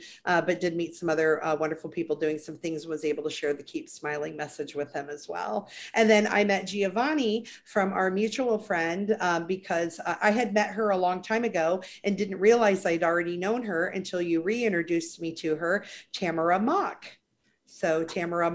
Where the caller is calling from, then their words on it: Miami, Florida, United States; I am calling in from Miami, Florida today.